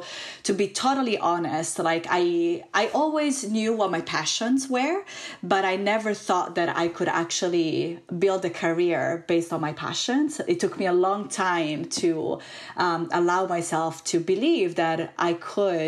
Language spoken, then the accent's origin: English; Italy; moved away as an adult; also born or lived in California, United States; I am originally from Italy